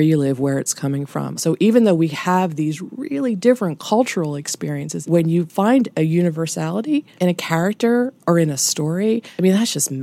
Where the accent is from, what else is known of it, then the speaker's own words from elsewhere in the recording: United States; as an American